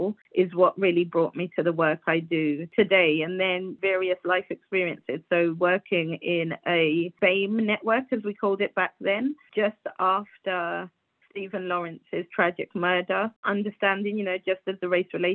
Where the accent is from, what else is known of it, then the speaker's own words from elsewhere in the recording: Guyana; moved away; I was born in Guyana, so that's a country of America. And it's a super patriarchal society